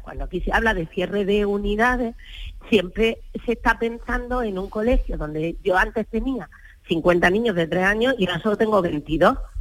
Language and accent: Spanish; Almería, Andalusia, Spain; yo soy de Almería